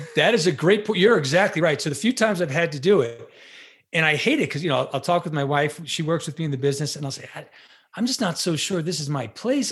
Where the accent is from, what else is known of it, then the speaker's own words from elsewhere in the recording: Long Island, New York, United States; I'm a New Yorker by trade